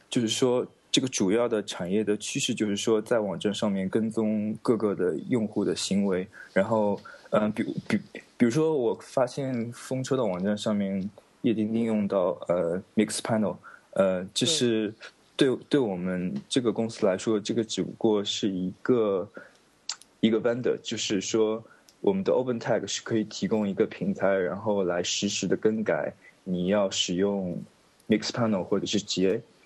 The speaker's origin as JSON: {"language": "Chinese", "country": "China", "moved": "yes", "lives_now": "United Kingdom", "said": "再加上我一个中国人"}